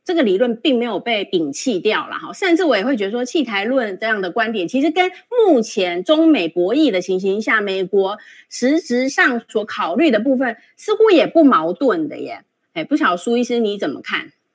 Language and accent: Chinese; Taiwan; 我们台湾人自己，我们现在是住在这里